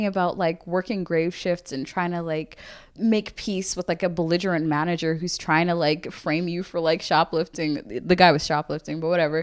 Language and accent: English; Limerick, Munster, Ireland; also born or lived in Zambia; I'm from Limerick